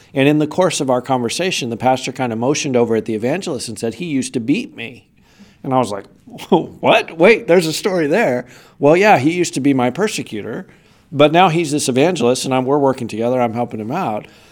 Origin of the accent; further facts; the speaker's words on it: United States; I'm an American Christian. I live here in the U S.